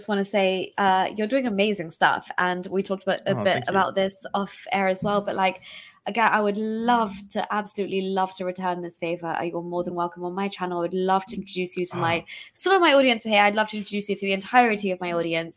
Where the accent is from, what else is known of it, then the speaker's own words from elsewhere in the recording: United Kingdom; also born or lived in Pakistan; I'm still Pakistani, I'm still British